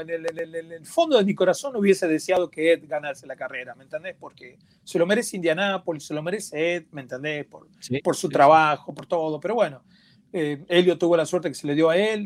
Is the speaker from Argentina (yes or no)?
yes; Argentina; como decimos en mi país, en Argentina